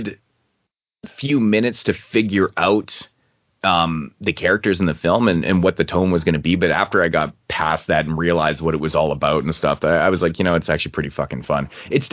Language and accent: English; Canada; I'm Canadian